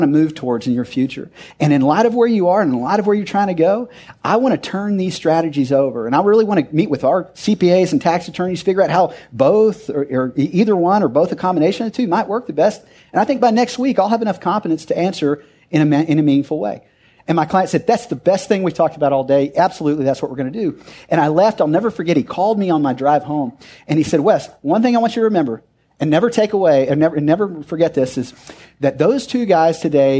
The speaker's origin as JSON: {"language": "English", "town": "Odessa", "region": "Texas", "country": "United States", "tie": "born or raised there", "said": "I grew up in Odessa, where we didn't even have drinking water you could drink out of the faucet"}